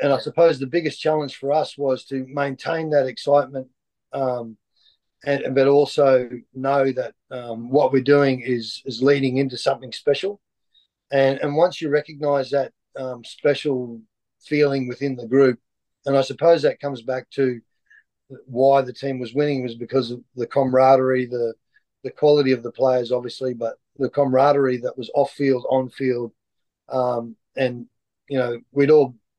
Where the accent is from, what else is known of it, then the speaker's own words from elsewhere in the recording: Lockyer Valley, Queensland, Australia; also born or lived in Toowoomba; I grew up in the Lockyer Valley, just outside of Brisbane.